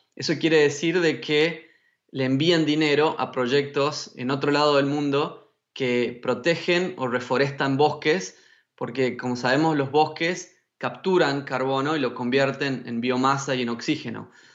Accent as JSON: {"language": "Spanish", "region": "Tucumán", "country": "Argentina", "tie": "born or raised there", "also_born_or_lived": "China", "moved": "yes", "said": "nacido y criado en Tucumán, que es un lugar con muchos bosques en el norte de Argentina."}